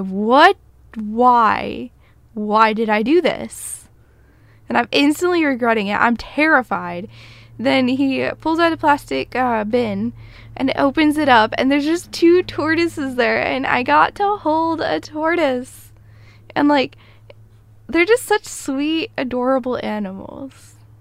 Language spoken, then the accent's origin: English; United States; I'm a American